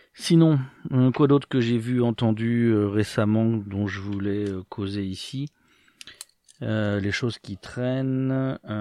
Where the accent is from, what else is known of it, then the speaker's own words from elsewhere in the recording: France; moved away; dans ma jeunesse en France